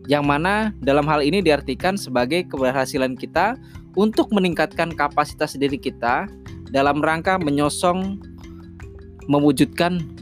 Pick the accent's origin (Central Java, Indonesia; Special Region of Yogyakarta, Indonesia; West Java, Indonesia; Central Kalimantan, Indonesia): Central Java, Indonesia; Jepara; born there; now in Jakarta, Indonesia; bercerita mengenai pembelajaran pengembangan diri yang berasal dari tempat kelahiran saya, yakni Jepara. Awal saya merantau ke Jakarta beberapa tahun lalu, kalau nggak salah di 2012 atau 2013